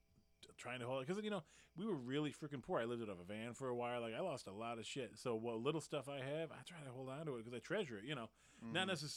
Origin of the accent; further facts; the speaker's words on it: North Carolina, United States; there are G.I. Joes in that backyard, the house I grew up in North Carolina.